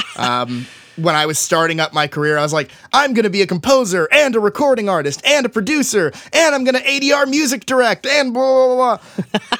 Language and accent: English; Tyler, Texas, United States; my hometown, uh, I grew up in Tyler, Texas, East Texas